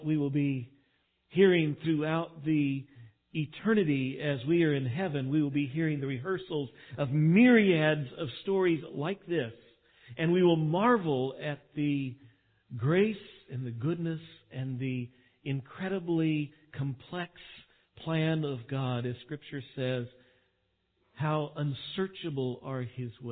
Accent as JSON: {"language": "English", "region": "Texas", "country": "United States", "said": "being a Texan"}